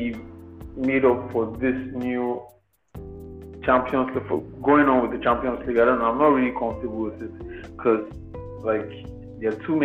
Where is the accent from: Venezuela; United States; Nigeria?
Nigeria; I'm from Nigeria